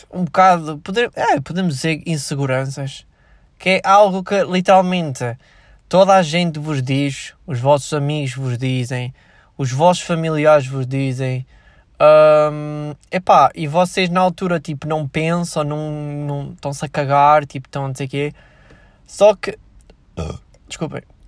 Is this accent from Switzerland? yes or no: yes; Switzerland; now in Portugal; eu nasci na Suíça